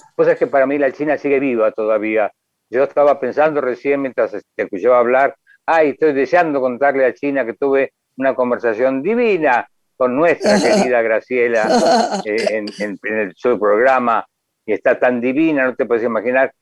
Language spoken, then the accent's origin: Spanish; Uruguay; yo me considero uruguayo